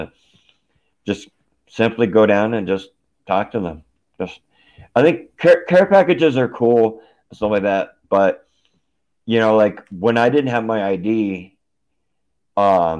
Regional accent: Aurora, Colorado, United States; also born or lived in Denver; I grew up in Aurora

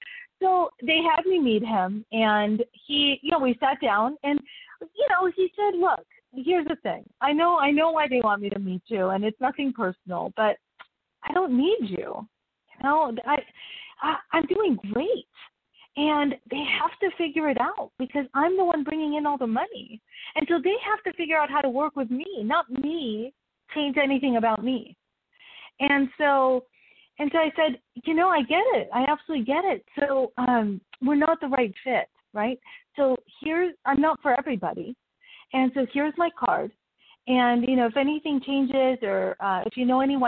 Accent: Mexico City, Mexico; I was born in Mexico City with a family of fifth of five girls

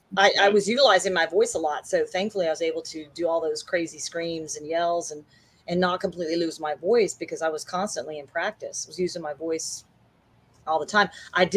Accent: Memphis, Tennessee, United States; being from the South, and I was from Memphis, Tennessee. I'm from Memphis, Tennessee, and I live in North Texas, you know, DFW, which is Dallas Fort Worth

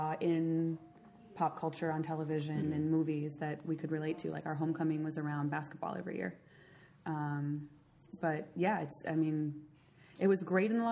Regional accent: Bayfield, Wisconsin, United States; moved away as an adult; also born or lived in Santa Fe; now in Washington, D.C., United States; I'm from Bayfield, Wisconsin

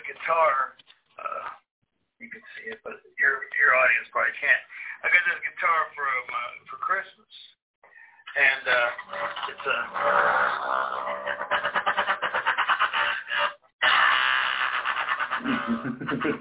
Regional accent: Indiana, United States; I grew up in Indiana in the 70s and 80s.

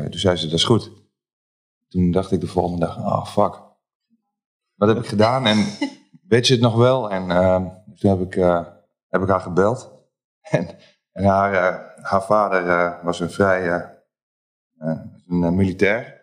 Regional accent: Losser, Overijssel, Netherlands; kom uit Losser. Geboren en getogen, inderdaad.

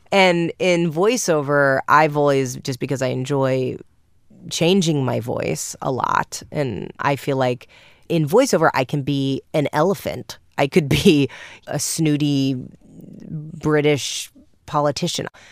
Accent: New York, United States; I'm from New York.

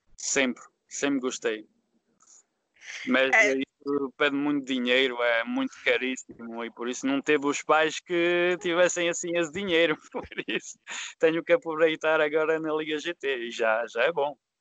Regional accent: France; Portuguese is a second language; also born or lived in Lyon area, France; eu não sou português, sou francês e filho de imigrantes

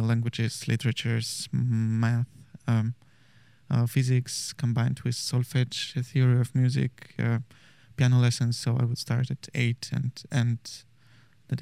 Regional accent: Maryina Horka, Minsk Region, Belarus; moved away; I'm from a small town 70 kilometers from Minsk.

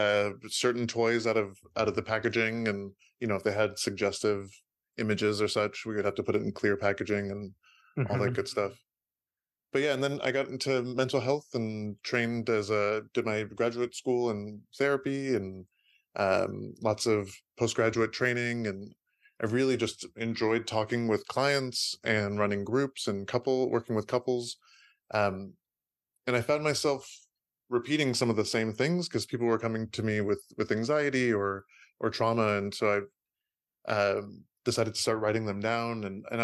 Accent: San Francisco, California, United States; I was born and raised in San Francisco Bay Area. And both of my parents immigrated from out of the country. My dad immigrated from Iran and my mom immigrated from Austria.

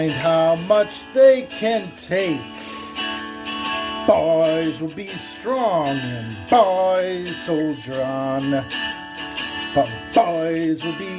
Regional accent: Rhode Island, United States; also born or lived in Salem, Massachusetts; I'm from Little Rhodey.

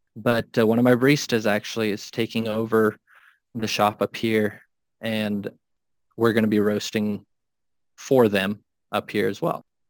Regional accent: Minnesota, United States; moved away as an adult; now in Wyoming, United States; I grew up in Minnesota and now I, I moved out to Wyoming five years ago

